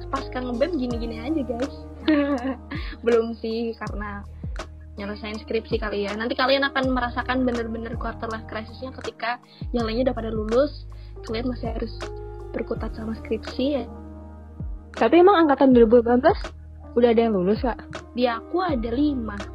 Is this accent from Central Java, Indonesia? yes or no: yes; Semarang, Central Java, Indonesia; Aku emang orang Semarang, Say.